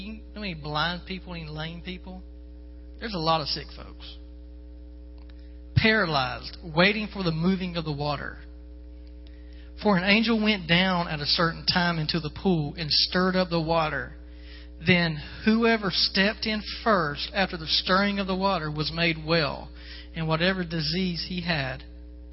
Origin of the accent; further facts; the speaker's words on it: Florida, United States; moved away; I'm from Florida